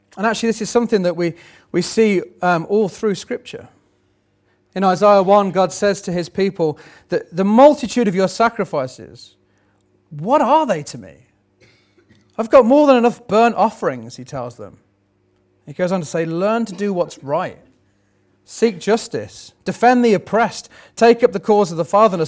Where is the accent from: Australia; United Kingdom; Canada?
United Kingdom; we're still British